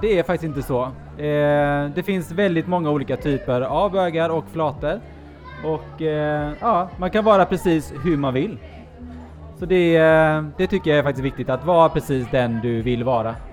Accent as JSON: {"language": "Swedish", "town": "Gothenburg", "region": "Västra Götaland", "country": "Sweden", "tie": "born or raised there", "also_born_or_lived": "Norway", "lives_now": "Gothenburg, Sweden", "said": "jag är då från eh, Norge i grund och botten. Flyttade hit när jag var nio"}